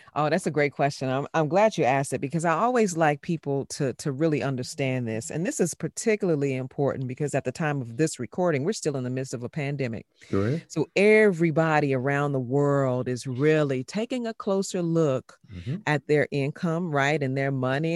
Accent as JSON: {"language": "English", "town": "Chicago", "region": "Illinois", "country": "United States", "tie": "born or raised there", "moved": "yes", "said": "born and raised in Chicago"}